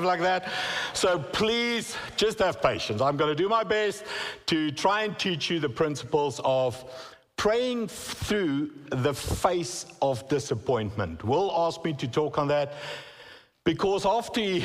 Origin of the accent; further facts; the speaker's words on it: South Africa; first language Afrikaans; English is a second language; moved away as an adult; now in United States; English is not my first language, okay? I come from South Africa, and my first language is Afrikaans